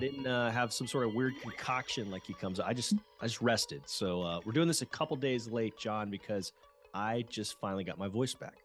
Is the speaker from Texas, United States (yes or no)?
yes; Houston, Texas, United States; also born or lived in Lubbock; growing up in Houston